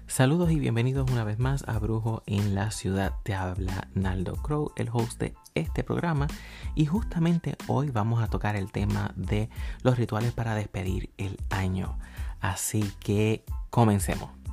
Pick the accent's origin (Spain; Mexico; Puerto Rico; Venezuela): Puerto Rico; yo soy de Puerto Rico